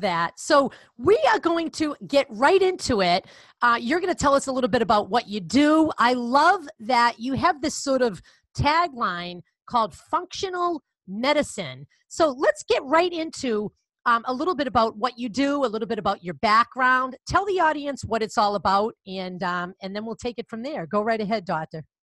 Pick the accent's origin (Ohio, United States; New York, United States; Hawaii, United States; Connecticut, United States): Connecticut, United States; accent: Boston; that's where I am from, with my bad Boston accent